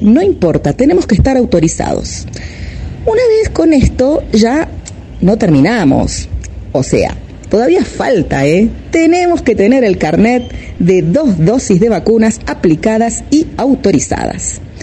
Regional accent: Argentina

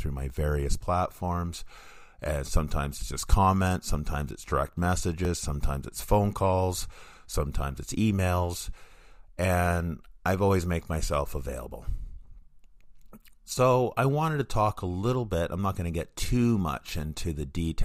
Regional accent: Vancouver, British Columbia, Canada; in Vancouver, my hometown

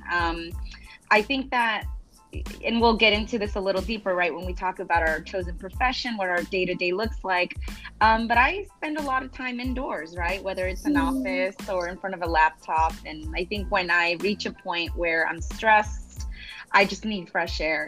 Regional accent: Los Angeles, California, United States; moved away as an adult; now in Long Beach, United States; I'm originally from South

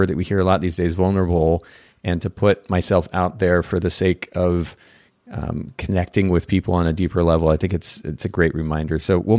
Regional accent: Japan; also born or lived in United States; in our bag lunch that we would take to school with us when we lived in the States. I grew up in Japan, and so we homeschooled and maybe had lunch at home at that point.

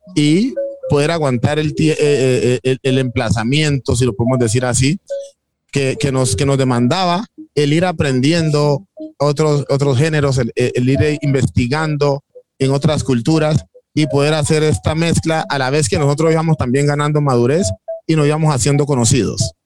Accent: Timbiquí, Cauca, Colombia; now in Cali, Colombia; cuando nos vinimos de Timbiquí a Cali, éramos 14 chicos

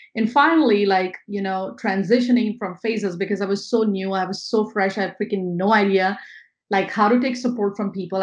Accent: India; moved away as an adult; now in New York, United States; I'm not born and brought up in America. I'm born and brought up in India

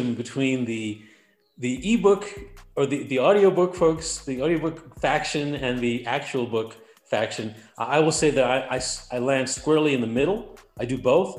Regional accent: New York, United States; also born or lived in Atlanta, Georgia; now in Clovis, United States; I'm from New York. So from New York to Atlanta to Clovis, really.

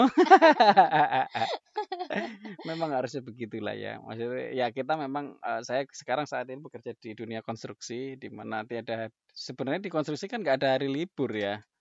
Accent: Surabaya, East Java, Indonesia; moved away as an adult; now in Jakarta, Indonesia; Aku arek Surabaya, jadi saya lahir di lahir dan tinggal besar di Surabaya dari usia 0 tahun sampai 21 tahun.

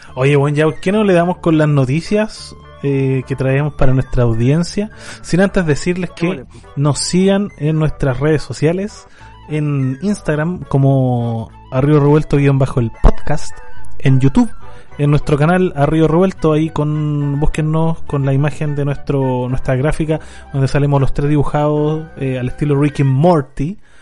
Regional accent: Chile; como sudaca, como latino y sobre todo como chileno

